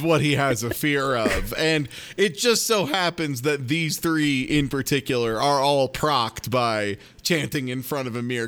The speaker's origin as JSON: {"language": "English", "region": "Midwest", "country": "United States", "said": "me as a Midwesterner"}